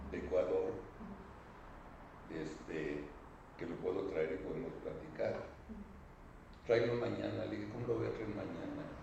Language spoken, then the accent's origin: Spanish; León, Guanajuato, Mexico; Yo soy de León